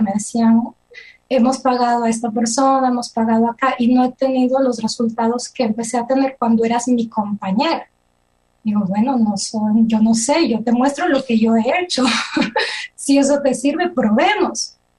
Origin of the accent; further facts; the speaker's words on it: Ecuador; moved away as an adult; now in Switzerland; soy ecuatoriana y actualmente residente y nacionalizada en Suiza porque mi esposo es suizo. Eh, mi profesión original es psicología clínica, es lo que estudié allá en Ecuador